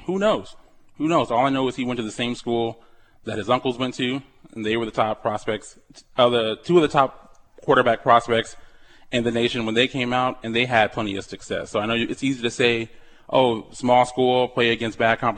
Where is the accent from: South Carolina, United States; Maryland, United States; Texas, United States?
Texas, United States; San Antonio; moved away; I grew up in San Antonio, an hour away from the campus